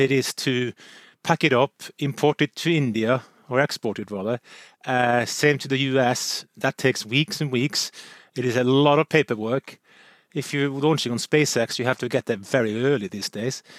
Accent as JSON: {"language": "English", "country": "Norway", "said": "I'm from Nor-, Norway"}